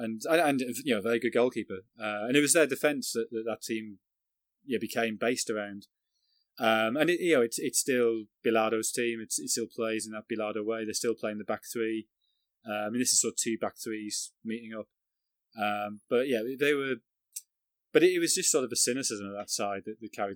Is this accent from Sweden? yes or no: no; England, United Kingdom; also born or lived in Sunderland; being English